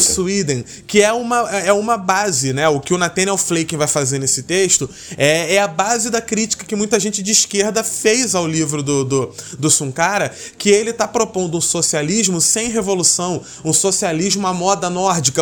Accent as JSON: {"language": "Portuguese", "country": "Brazil", "said": "enquanto brasileiro e alguém que estuda na área"}